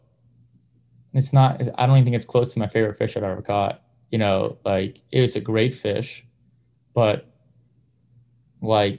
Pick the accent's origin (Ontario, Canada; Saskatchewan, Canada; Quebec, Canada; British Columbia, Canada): Ontario, Canada; Windsor; moved away; I grew up in Windsor, Ontario